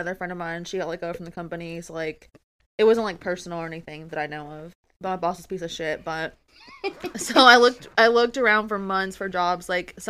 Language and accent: English; Honolulu, Hawaii, United States; I'm from here. I grew up here